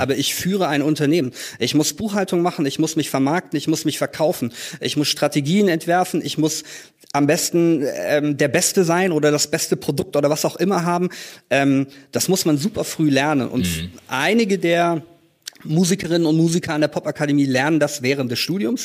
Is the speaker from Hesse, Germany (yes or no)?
no; Tübingen, Baden-Württemberg, Germany; in Tübingen, das ist meine Heimatstadt, in der ich auch äh, gerade lebe